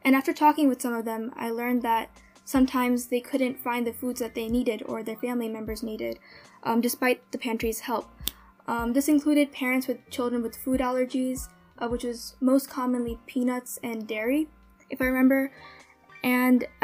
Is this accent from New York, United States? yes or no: no; New Jersey, United States; I'm 16 years old, and I'm from New Jersey